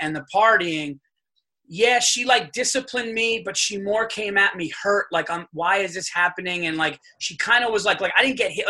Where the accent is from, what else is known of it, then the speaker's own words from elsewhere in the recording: Yonkers, New York, United States; I'm from New York. I'm from actually born in Yonkers. I'm a Westchester guy